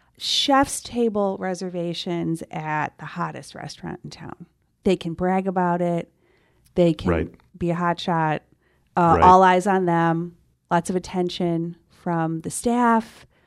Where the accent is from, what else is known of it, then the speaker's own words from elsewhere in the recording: Scotland, United Kingdom; bragging about the fact that I am a Scottish